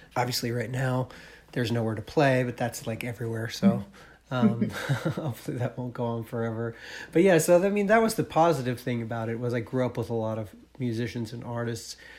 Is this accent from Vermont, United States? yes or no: yes; Marlboro, Vermont, United States; I'm from Marlboro